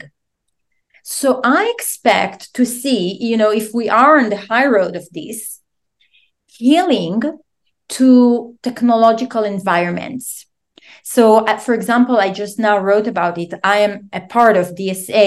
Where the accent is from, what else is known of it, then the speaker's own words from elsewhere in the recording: Israel; moved away; I'm originally from Israel